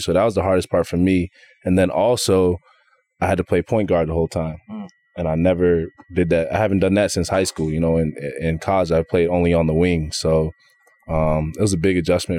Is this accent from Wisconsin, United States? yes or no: no; Massachusetts, United States; I'm from Massachusetts